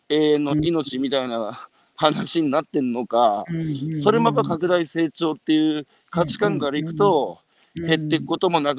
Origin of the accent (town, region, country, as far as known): Hanamaki, Iwate, Japan; born or raised there; accent: Iwate dialect